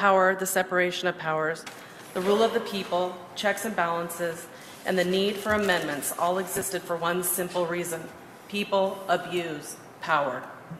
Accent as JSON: {"language": "English", "town": "Thompson Falls", "region": "Montana", "country": "United States", "said": "I'm from Thompson Falls, Montana"}